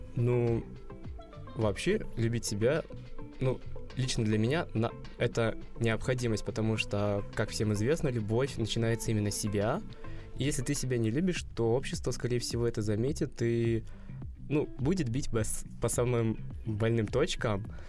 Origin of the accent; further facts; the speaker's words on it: Uzbekistan; moved away as an adult; now in Moscow, Russia; Я родом из Узбекистана, и это довольно консервативная страна